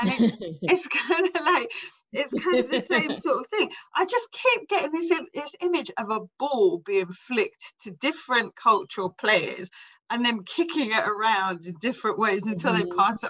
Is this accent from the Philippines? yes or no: no; England, United Kingdom; I'm English, but ethnically I'm like all Irish and I belong to a culture, we're travelers basically.